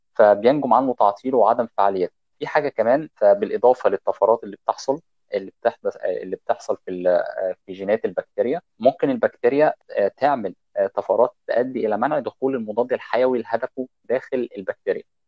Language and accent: Arabic; Egypt; عندنا في مصر